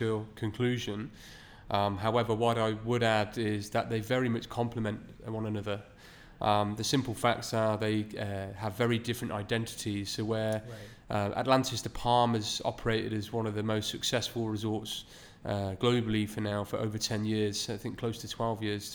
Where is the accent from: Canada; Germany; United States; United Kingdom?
United Kingdom; now in Dubai, United Arab Emirates; myself being British